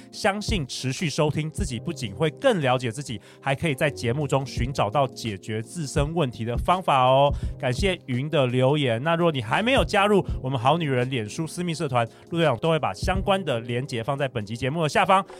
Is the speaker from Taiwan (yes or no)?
yes; Taiwan; moved away as an adult; 我们这个在这个东方社会或是台湾的社会，好像从小也很少人教我们这件事很重要。我是一直到上大学之后，我去美国的时候